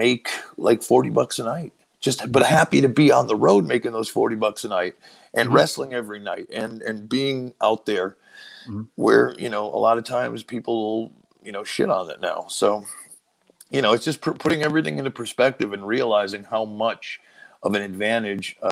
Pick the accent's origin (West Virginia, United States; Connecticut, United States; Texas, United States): Connecticut, United States; I'm from Connecticut, like down, you know, down the road in New York or in Massachusetts.